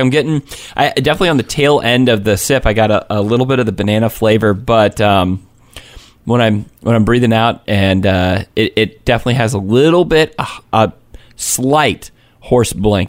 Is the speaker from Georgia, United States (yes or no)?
yes; Georgia, United States; I grew up in Georgia. I've never been to Savannah.